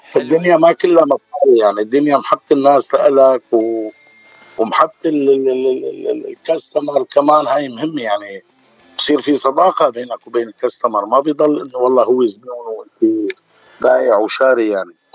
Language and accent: Arabic; Homs Governorate, Syria; moved away as an adult; now in United States; أنا من سوريا من محافظة اسمها حمص